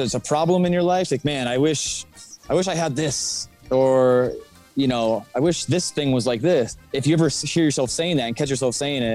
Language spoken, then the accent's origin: English; Phoenix, Arizona, United States; I grew up in Phoenix, Arizona, born and raised my entire childhood